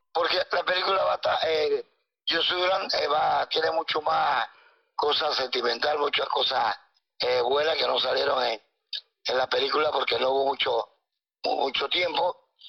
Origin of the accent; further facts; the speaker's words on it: Panama City, Panama; mi infancia en el Chorrillo es una vida eh, muy dura